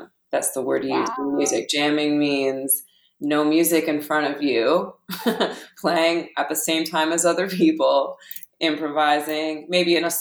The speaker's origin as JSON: {"language": "English", "town": "Ottawa", "region": "Ontario", "country": "Canada", "tie": "born or raised there", "also_born_or_lived": "Australia", "said": "I grew up in Ottawa, and in Australia a little bit when I was a kid"}